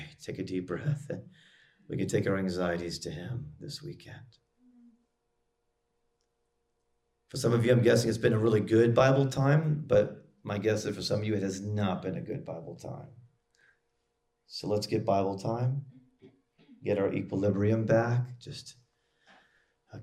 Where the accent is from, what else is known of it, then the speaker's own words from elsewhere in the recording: United States; as an American